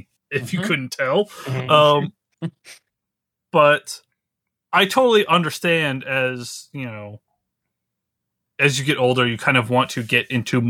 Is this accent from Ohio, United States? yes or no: no; Havelock, North Carolina, United States; born or raised there; moved away; also born or lived in Norfolk, Virginia